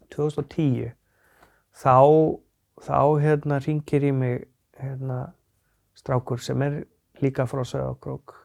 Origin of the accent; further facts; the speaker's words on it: Akureyri, Northeastern Region, Iceland; also born or lived in Sauðárkrókur; Ég er fættur og svona halvu uppalinn á Akureyri. Já. Uh, svo flyttum við mamma á Söðokrók og þar er eða ég unlingsárunum